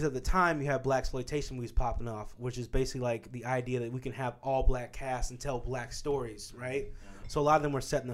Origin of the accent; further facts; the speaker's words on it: Kansas, United States; when I was growing up in Kansas